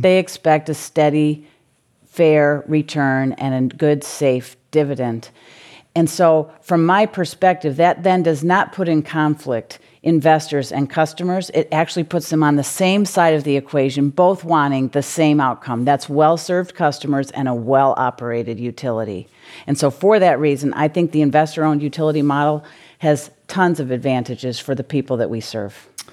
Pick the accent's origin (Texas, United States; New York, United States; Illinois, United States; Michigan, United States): Michigan, United States; moved away as an adult; now in California, United States; a C E O of a utility in Michigan. Uh, actually in my hometown